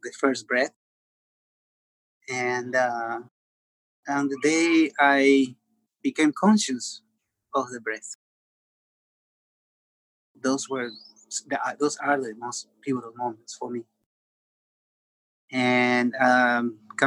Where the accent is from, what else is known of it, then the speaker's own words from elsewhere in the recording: Montevideo, Uruguay; I was born in Montevideo in Uruguay, and in a neighborhood that was predominantly Black.